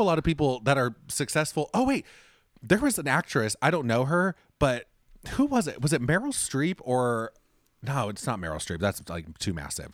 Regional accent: Orange County, California, United States; I grew up in Orange County, which just direction-wise, for anyone listening, Orange County is outside of Los Angeles

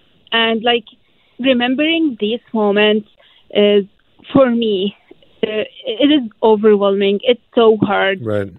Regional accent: Aleppo, Aleppo Governorate, Syria; English is a second language; also born or lived in Egypt; now in Vancouver, Canada

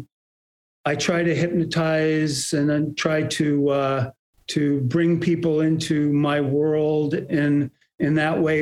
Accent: Bay Area, California, United States; also born or lived in New York; I was born in New York and we moved to the Bay Area when I was almost five.

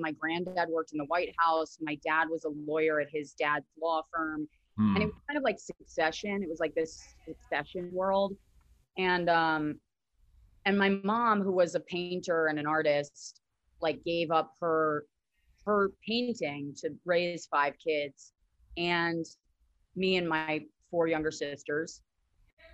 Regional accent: Northern Virginia, United States; I grew up in DC, like right outside of DC in Northern Virginia, or Nova

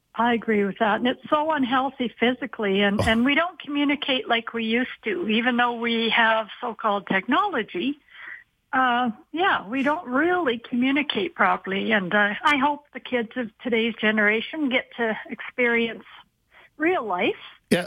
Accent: Calgary, Alberta, Canada; I'm from Calgary.

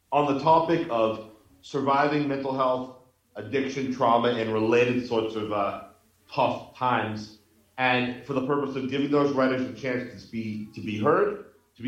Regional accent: Boston, Massachusetts, United States; moved away as an adult; now in Mexico; I'm a punk rock guy, and I grew up in Boston.

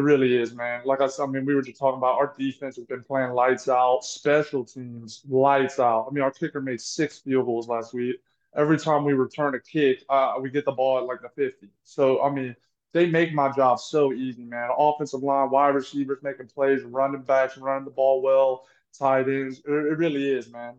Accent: Louisiana, United States; I'm from Louisiana.

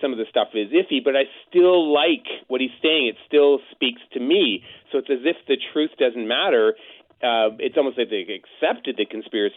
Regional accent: Cape Cod, Massachusetts, United States; I was born in Cape Cod.

